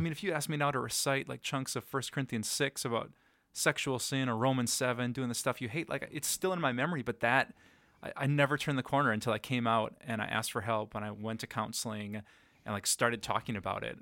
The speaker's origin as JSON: {"language": "English", "town": "Green Bay", "region": "Wisconsin", "country": "United States", "tie": "born or raised there", "also_born_or_lived": "Sheboygan, Wisconsin / Madison, Wisconsin", "lives_now": "Appleton, United States", "said": "when I was two, we moved to Green Bay, so that was really hometown for me."}